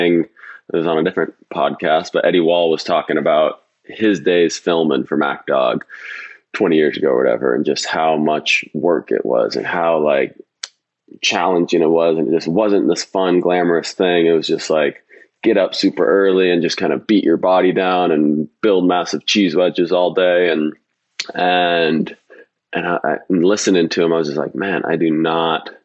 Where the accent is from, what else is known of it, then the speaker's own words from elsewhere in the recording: Bellingham, Washington, United States; growing up in Bellingham